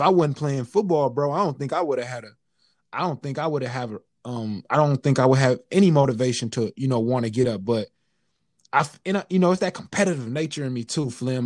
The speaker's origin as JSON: {"language": "English", "region": "California", "country": "United States", "moved": "yes", "lives_now": "Kansas, United States", "said": "I'm from California"}